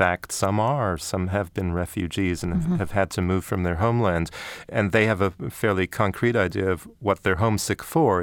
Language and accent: English; Canada; growing up in Canada